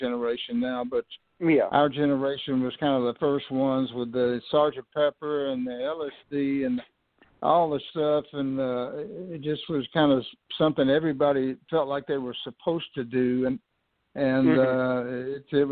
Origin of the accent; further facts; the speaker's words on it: Houston, Texas, United States; I grew up in Houston, Texas